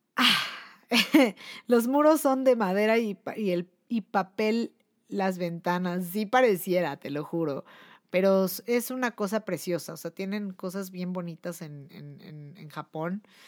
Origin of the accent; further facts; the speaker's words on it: Mexico City, Mexico; soy mexicana. Ah, aunque me ven bien pinche güera, pero soy mexicana y soy chilanga y soy de feña y soy mexiqueña